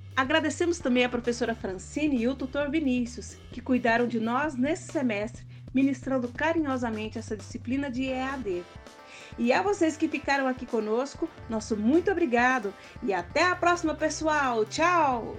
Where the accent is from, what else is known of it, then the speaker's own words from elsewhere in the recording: Goiás, Brazil; sou goiana